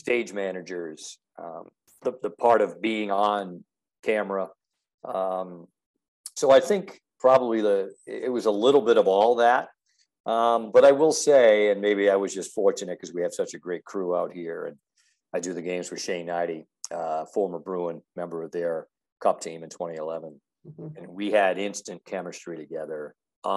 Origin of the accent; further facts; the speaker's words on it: Pawtucket, Rhode Island, United States; moved away as an adult; also born or lived in Wheeling, West Virginia; I grew up in Pawtucket, just north of Providence